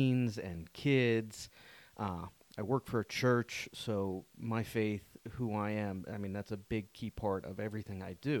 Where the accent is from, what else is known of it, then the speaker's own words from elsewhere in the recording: Pittsburgh, Pennsylvania, United States; moved away as an adult; now in Central Pennsylvania, United States; I'm from Pittsburgh, so I'm a Steelers fan.